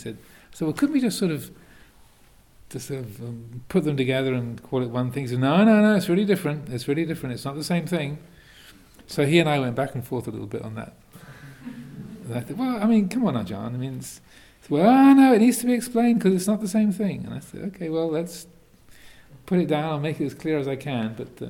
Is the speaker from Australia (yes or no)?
no; England, United Kingdom; Where, you know, I grew up in England, and the most of those icy sports were developed up in Scotland, which, if, even though it's only a few hundred miles away, is psychologically a long, long way away from southern England.